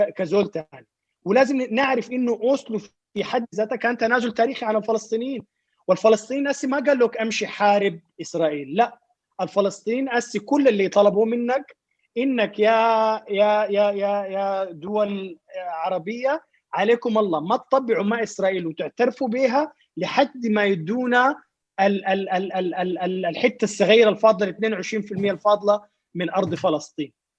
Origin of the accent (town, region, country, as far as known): Sudan